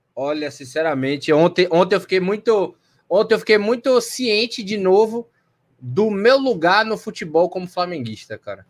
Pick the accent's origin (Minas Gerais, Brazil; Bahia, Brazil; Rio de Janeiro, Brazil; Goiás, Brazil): Bahia, Brazil; Salvador; Eu sou de Salvador, Bahia, tenho 26 anos